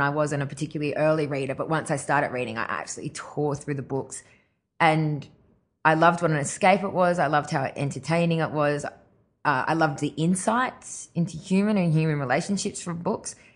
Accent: Grafton, New South Wales, Australia; moved away; also born or lived in Ireland / Brisbane / Gold Coast; us being in Grafton

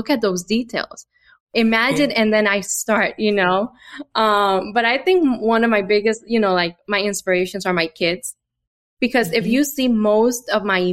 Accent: Honduras; moved away; I'm from Honduras

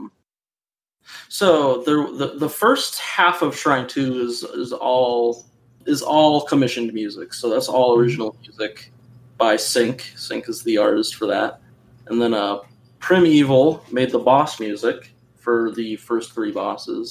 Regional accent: Minnesota, United States; I was born in Minnesota

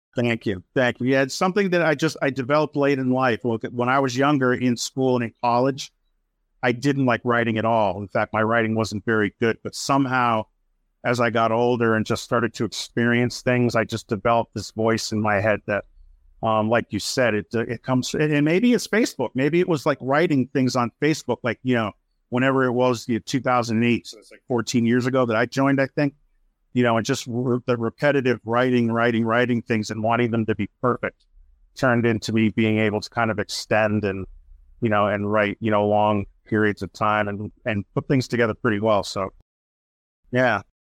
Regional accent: Worcester, Massachusetts, United States; in my hometown of Worcester, Mass.

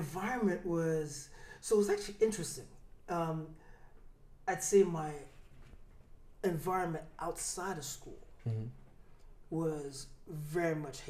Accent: Montreal, Quebec, Canada; also born or lived in Newark, New Jersey; So I grew up mostly in Montreal, but also in Newark, New Jersey.

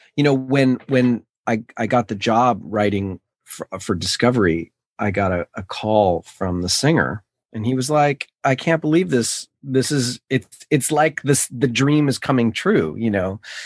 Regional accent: New York City, New York, United States; I grew up in New York City, in Manhattan

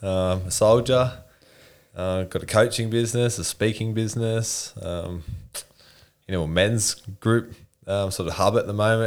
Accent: Newcastle, New South Wales, Australia; Newcastle, born and raised

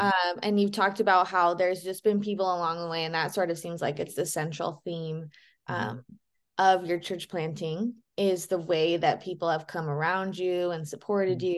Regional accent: Boise, Idaho, United States; I grew up in Boise as well

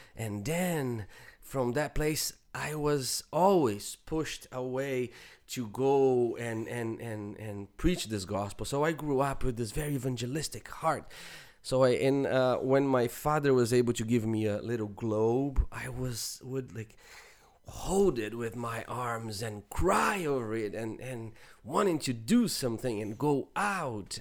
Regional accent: Brazil; moved away; even growing up in Brazil

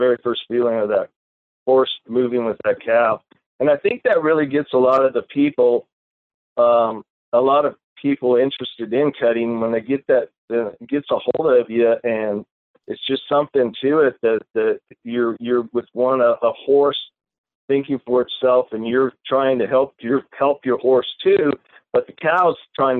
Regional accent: Reedley, California, United States; also born or lived in Bay Area, California; I was born and raised in Central California, which is a little town called Reedley, California.

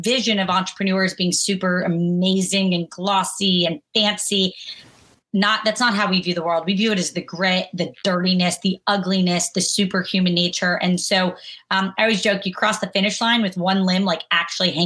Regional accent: Jacksonville, Florida, United States; also born or lived in Kentucky; I was born in Kentucky, grew up in Jacksonville, Florida, family of doctors and nurses

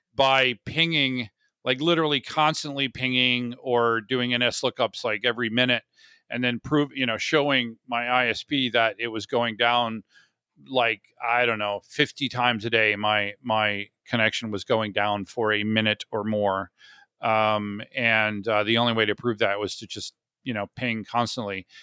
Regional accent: Orlando, Florida, United States; moved away as an adult; now in San Diego, United States; I grew up in Orlando, which is not the south

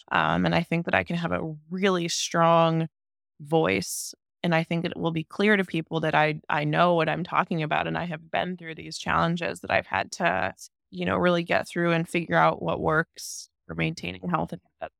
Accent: near Cleveland, Ohio, United States; I am from Ohio, near Cleveland

